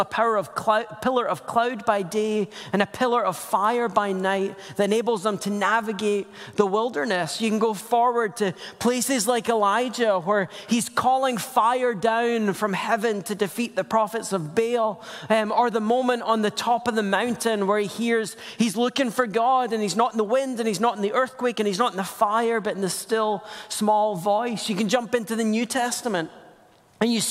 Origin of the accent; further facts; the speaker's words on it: Scotland, United Kingdom; also born or lived in Portland metro area; now in Portland, United States; I'm Scottish. It's just a funny accent that makes kids look at me funny